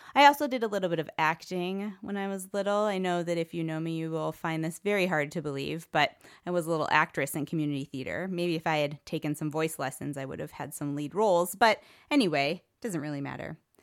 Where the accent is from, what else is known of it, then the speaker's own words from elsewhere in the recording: Cleveland, Ohio, United States; moved away as an adult; also born or lived in Tucson, Arizona; I was born in Cleveland, Ohio, and I lived there for my whole childhood